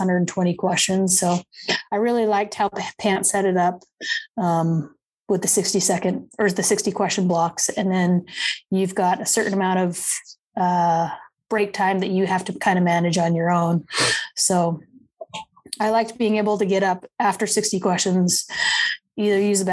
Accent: Utah, United States; moved away as an adult; also born or lived in Georgia; now in Decatur, United States; I'm originally from Utah, born and raised in Utah. Moved to Georgia to go to PA school

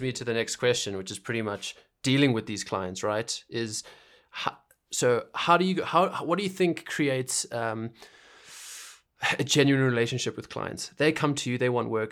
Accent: Zimbabwe; moved away; I'm from Zimbabwe.

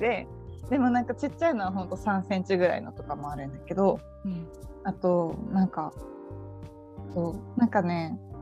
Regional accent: Saitama, Japan; 私は地元は埼玉だけど、うん、高校は東京に行ってたので

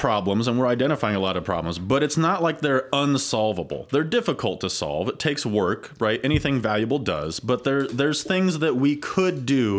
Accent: Ohio, United States; I grew up in Ohio, but this is my home.

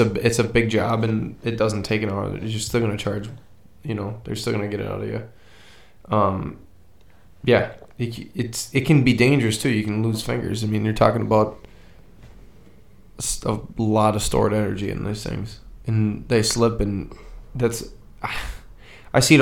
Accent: Midwest, United States; I'm from Midwest

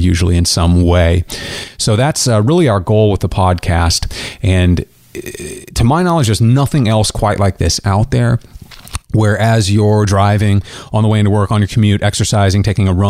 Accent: Great Bend, Kansas, United States; now in Kansas City, United States; I'm from Kansas originally. Grew up in a tiny town out in Kansas. It's called Great Bend, right in the center of the state.

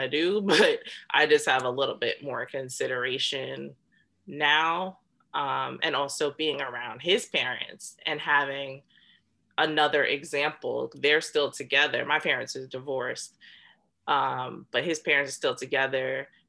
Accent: United States; I'm Black American

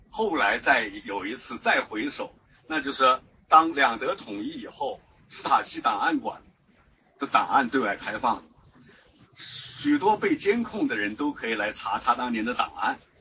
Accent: China; 我们中国人

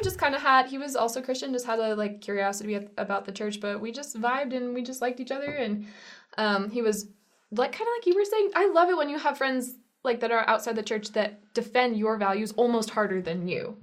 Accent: Holbrook, Arizona, United States; I'm from Holbrook, Arizona

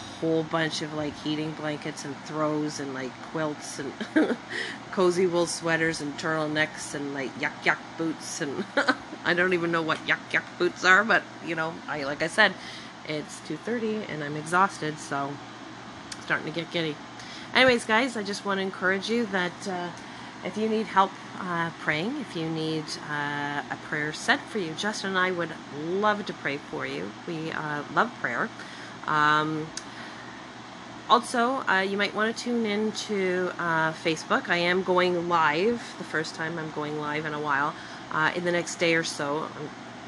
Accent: Scotland, United Kingdom; I'm Scottish

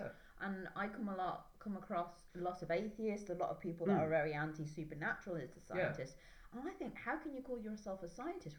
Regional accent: England, United Kingdom; I'm English

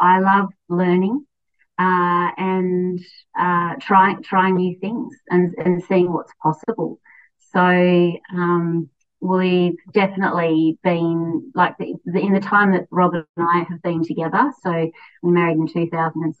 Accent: Launceston, Tasmania, Australia; I grew up in Launceston, which is a town of around 100,000 people at the mouth of the Tama River

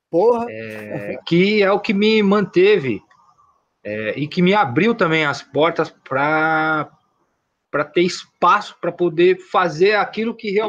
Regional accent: São Paulo, Brazil; Eu sou da Zona Leste de São Paulo. Eu nasci em Itaquera, me criei morei em São Mateus, na região é, ali da André de Almeida.

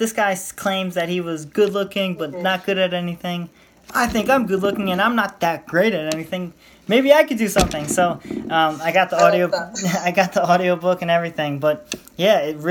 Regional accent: United States; I'm from America

